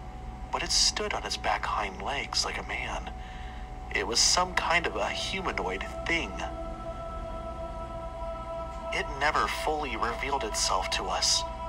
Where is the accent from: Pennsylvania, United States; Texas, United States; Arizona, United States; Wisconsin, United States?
Arizona, United States; Mesa; now in Flagstaff, United States; I'm originally from Mesa, Arizona. A few years ago, my family and I moved up north near Flagstaff for work purposes.